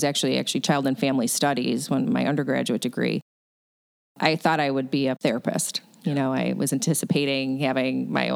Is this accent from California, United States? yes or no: no; Syracuse, New York, United States; now in Buffalo, United States; my father was actually a local politician where I grew up in Syracuse, New York